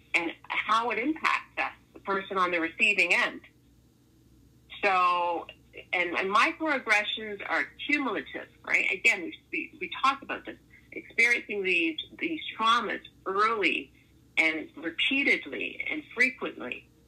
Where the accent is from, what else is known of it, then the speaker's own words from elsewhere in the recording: Toronto, Ontario, Canada; what part of Toronto I'm from